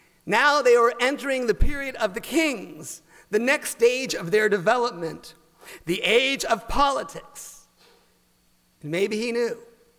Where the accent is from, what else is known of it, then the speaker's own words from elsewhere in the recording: United States; we too often find ourselves as American Jews